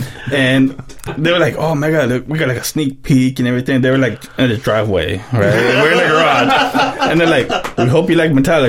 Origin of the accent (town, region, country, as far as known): San Diego, California, United States; born or raised there